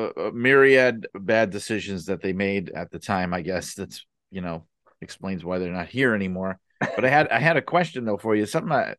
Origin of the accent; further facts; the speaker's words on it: New York, United States; I know in the United States, because I grew up in the New York area in the Northeast, which was always WWF territory going back to before I was born.